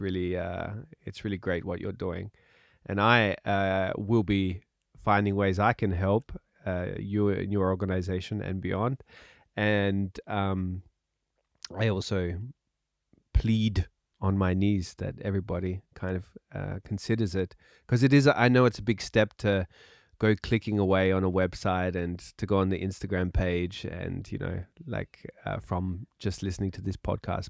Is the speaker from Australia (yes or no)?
yes; Australia; now in Austria; I'm Australian. Australian. Uh, one of the lucky countries.